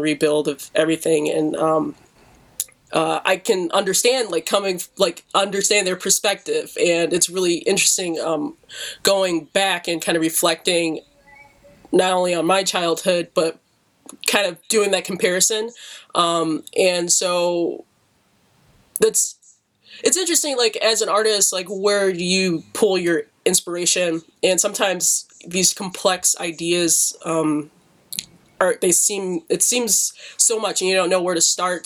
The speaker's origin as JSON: {"language": "English", "town": "Detroit", "region": "Michigan", "country": "United States", "tie": "born or raised there", "said": "me growing up in Detroit"}